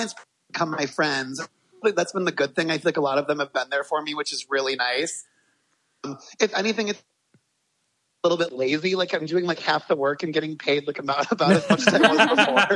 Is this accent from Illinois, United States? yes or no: yes; Aurora, Illinois, United States; also born or lived in Chicago, Illinois; I was born in Aurora, Illinois, which is a suburb about 45 minutes west of the city, mm-hmm. and grew up there.